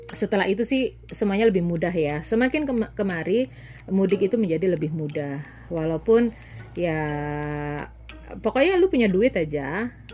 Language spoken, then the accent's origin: Indonesian; Surabaya, East Java, Indonesia; Jadi uh, dari lahir sampai sekarang pun aku adalah arek Surabaya. Jadi walaupun secara genetis aku bukan arek Surabaya, aku nggak punya desa, aku nggak punya kampung.